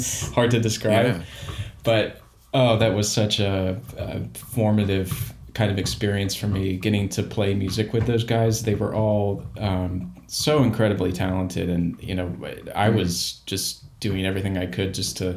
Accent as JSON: {"language": "English", "area": "outside of Baltimore", "region": "Maryland", "country": "United States", "tie": "born or raised there", "said": "I grew up outside of Baltimore, Maryland"}